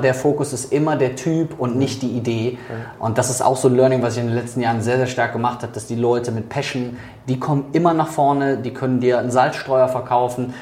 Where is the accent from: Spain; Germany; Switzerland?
Germany; also born or lived in Netherlands; bei uns in Deutschland